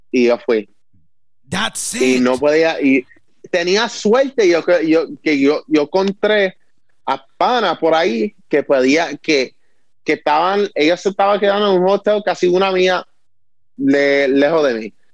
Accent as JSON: {"language": "Spanish", "country": "Puerto Rico", "said": "yo no soy americano, yo soy boricua, yo soy puertorriqueño. Estoy representando mi isla, o sea, yo estoy representando mis raíces"}